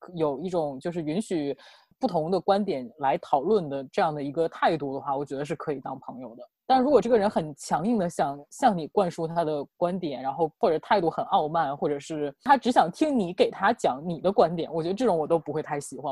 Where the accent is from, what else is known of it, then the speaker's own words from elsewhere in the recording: Northeast China, China; 我们东北这边，高中以下的学校